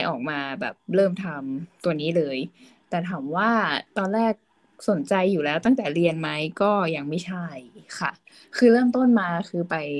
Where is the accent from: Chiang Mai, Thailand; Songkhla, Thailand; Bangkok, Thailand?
Chiang Mai, Thailand; เกิดและโตที่เชียงใหม่เลยค่ะ ก็ไม่ไม่ไม่ได้เคยย้ายไปอยู่ที่อื่นเลย